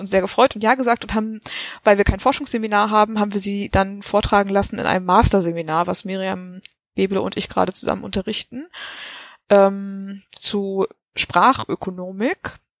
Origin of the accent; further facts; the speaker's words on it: Germany; wir als Deutsche